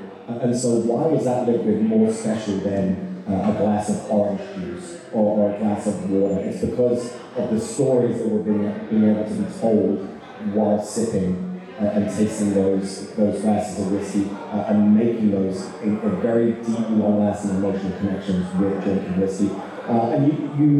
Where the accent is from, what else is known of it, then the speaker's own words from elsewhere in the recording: United Kingdom; now in Kentucky, United States; this Brit